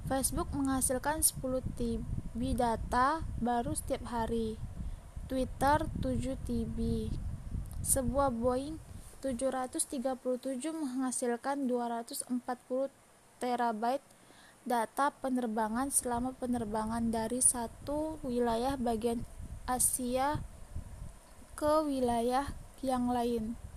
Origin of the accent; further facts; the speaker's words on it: Tanjung Pinang, Riau Islands, Indonesia; Umur saya 18 tahun, tempat dan tanggal lahir Tanjung Pinang 2 Mei 2003. Saya tinggal di kilometer 15 arah Uban. Asal sekolah saya SMK Negeri 4 Tanjung Pinang.